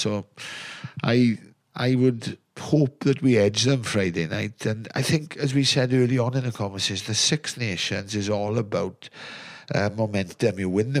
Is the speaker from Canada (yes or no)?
no; Wales, United Kingdom; We as Welsh people